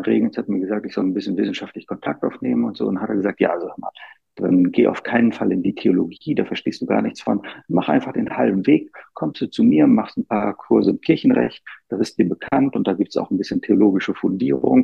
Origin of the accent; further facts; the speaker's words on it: Bremen, Germany; moved away as an adult; now in Rome, Italy; ich bin in Bremen äh, zur Schule gegangen und aufgewachsen